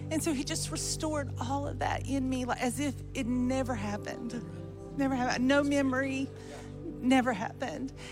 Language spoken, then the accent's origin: English; Lincolnton, North Carolina, United States; Lincolnton, North Carolina.